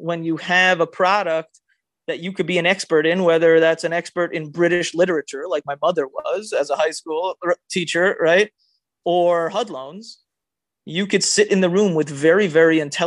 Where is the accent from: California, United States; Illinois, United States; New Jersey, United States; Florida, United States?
Florida, United States; Miami Beach; My earliest sales experience is when I was growing up in Miami Beach